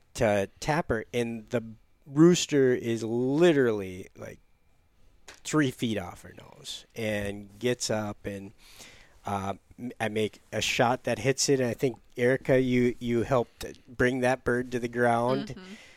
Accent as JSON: {"language": "English", "country": "United States", "tie": "born or raised there", "said": "I grew up near Lake Michigan"}